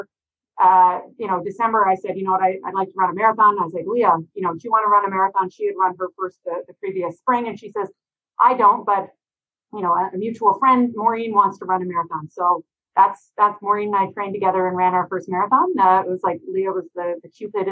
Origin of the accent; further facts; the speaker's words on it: Quebec, Canada; moved away as an adult; now in Halifax, Canada; I'm originally from Quebec and moved to Nova Scotia 25 years ago